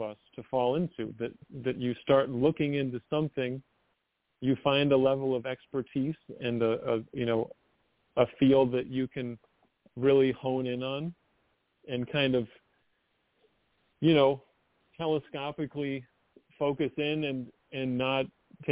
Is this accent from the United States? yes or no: yes; United States; I'm obviously an American